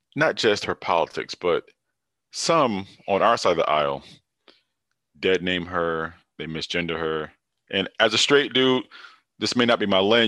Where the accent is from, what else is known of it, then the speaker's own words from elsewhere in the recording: Hartford, Connecticut, United States; I'm from Hartford, Connecticut